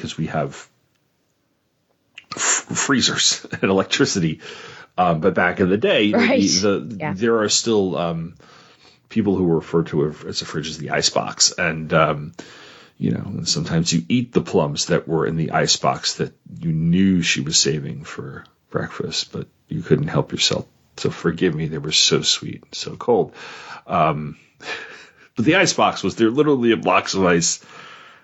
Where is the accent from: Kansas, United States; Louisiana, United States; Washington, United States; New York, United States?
New York, United States; that's where the ferries for Fire Island leave from my hometown